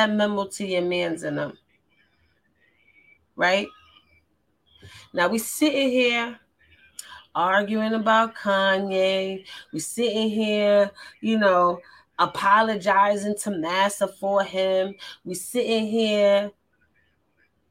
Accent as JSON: {"language": "English", "region": "New York", "country": "United States", "said": "I'm from New York"}